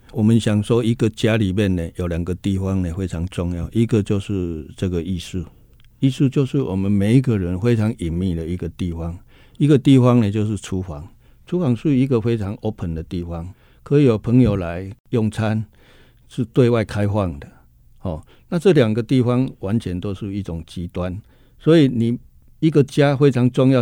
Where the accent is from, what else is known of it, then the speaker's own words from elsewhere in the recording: Budai, Chiayi County, Taiwan; moved away; also born or lived in Kaohsiung; 我是出生在嘉义的这个西南边角的地方哈，在嘉义的布袋哈，那那个地方呢，真的是环境呢是，坦白说呢是非常，非常边陲的地带哈